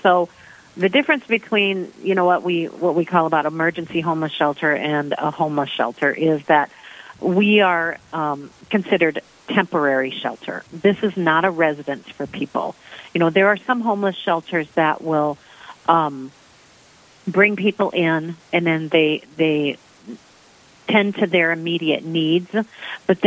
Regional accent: Sioux Falls, South Dakota, United States; I'm originally from Sioux Falls, South Dakota. I grew up here

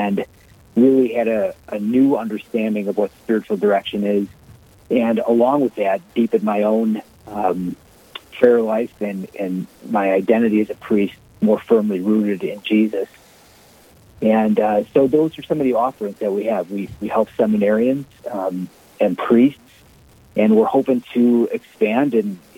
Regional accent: Chicago, Illinois, United States; moved away as an adult; now in Omaha, United States; I am from Chicago, Illinois, and a parish priest up from Chicago for 15 years

